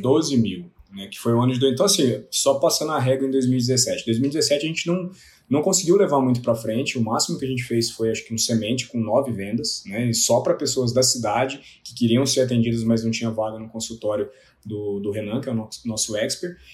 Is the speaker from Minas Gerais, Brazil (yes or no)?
yes; Lavras, Minas Gerais, Brazil; Eu sou de Lavras, do sul de Minas Gerais